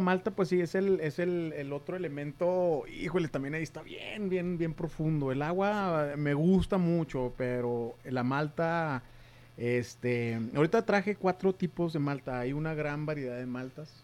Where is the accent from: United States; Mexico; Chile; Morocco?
Mexico; nosotros como mexicanos